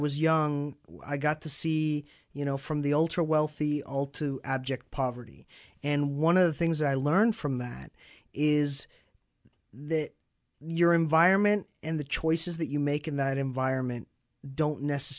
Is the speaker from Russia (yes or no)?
no; Mexico City, Mexico; now in Dallas, United States; mostly, I grew up in Mexico, in Mexico City.